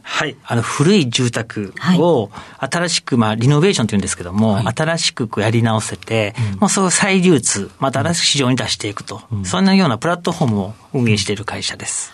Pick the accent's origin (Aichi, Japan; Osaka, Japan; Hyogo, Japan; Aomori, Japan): Osaka, Japan; moved away as an adult; also born or lived in Nara Prefecture; 生まれが奈良県なんですけども、うん、生まれただけでもうほとんど大阪で、ずっとですね